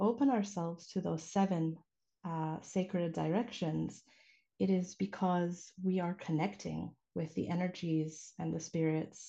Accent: United States; I was born stateside

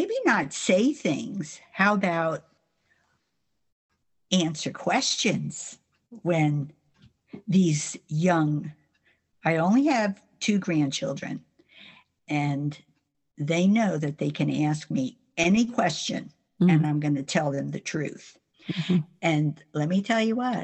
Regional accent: New Jersey, United States; moved away; also born or lived in South Florida / North Carolina; I'm from New Jersey

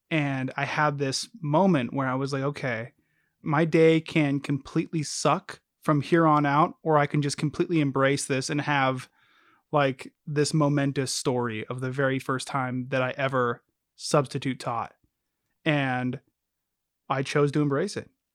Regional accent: United States; we're American

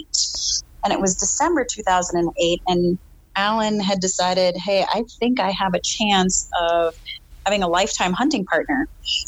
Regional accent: Plymouth, Wisconsin, United States; now in Texas, United States; I'm originally from a really small town in Wisconsin. So I'm from Plymouth, Wisconsin.

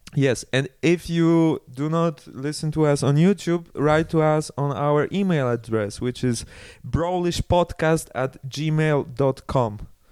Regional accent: Karpacz, Lower Silesian Voivodeship, Poland; moved away as an adult; also born or lived in Germany; now in Switzerland; I organized it all in Karpacz in my hometown.

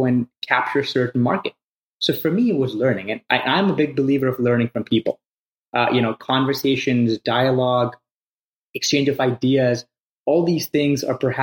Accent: Pakistan; moved away as an adult; also born or lived in Evanston, United States; I came from Pakistan, a pretty small town over there.

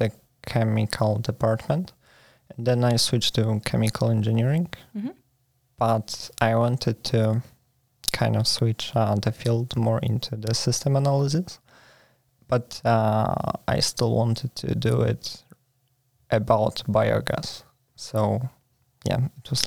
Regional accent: Poland; moved away as an adult; now in Sweden; I come from Poland.

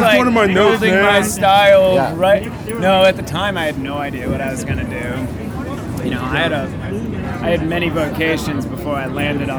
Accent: Cape Cod, Massachusetts, United States; moved away as an adult; also born or lived in Tucson, Arizona; but we grew up on Cape Cod.

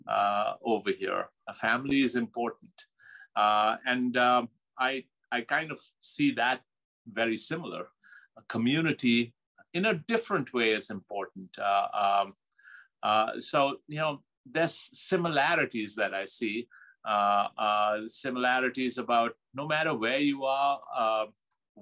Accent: Pakistan; moved away as an adult; now in United States; growing up in Pakistan, used to big family gatherings

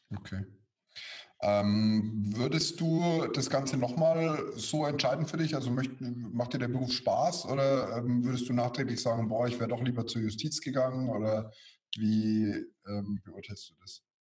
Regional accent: Bavaria, Germany; bei uns in Bayern

